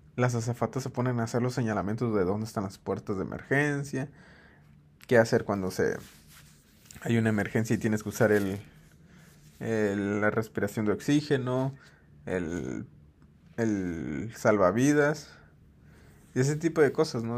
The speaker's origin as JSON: {"language": "Spanish", "country": "Mexico", "said": "como mexicano"}